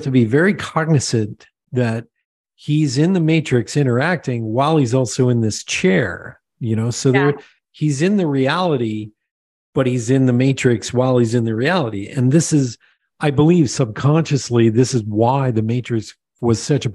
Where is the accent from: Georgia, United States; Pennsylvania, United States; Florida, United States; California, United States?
Pennsylvania, United States; moved away; also born or lived in Long Island; I grew up in Pennsylvania